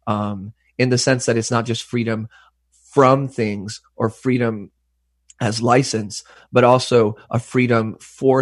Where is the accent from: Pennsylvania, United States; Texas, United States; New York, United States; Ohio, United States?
Texas, United States; West; now in Vancouver, Canada; I grew up in West Texas that was racially segregated up until like the 80s